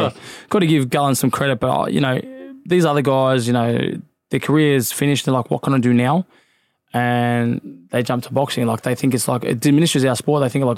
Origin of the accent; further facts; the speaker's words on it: Craigieburn, Victoria, Australia; Oh, man, it was tough. If you couldn't fight, you wouldn't survive. But, look, back then, I actually went past it recently because I've moved, obviously, but it's like the city now.